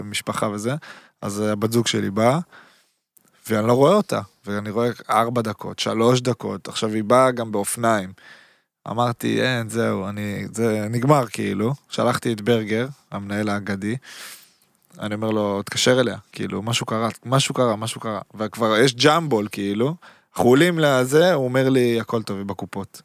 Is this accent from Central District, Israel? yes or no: no; Haifa, Haifa District, Israel; also born or lived in Berlin; now in Tel Aviv, Israel; אני חיפאי, גרתי בתל אביב